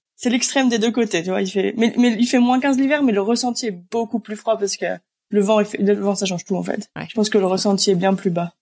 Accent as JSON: {"language": "French", "town": "Grenoble", "region": "Auvergne-Rhône-Alpes", "country": "France", "tie": "born or raised there", "moved": "as an adult", "lives_now": "Reykjavik, Iceland", "said": "Je suis originaire de Grenoble à la base."}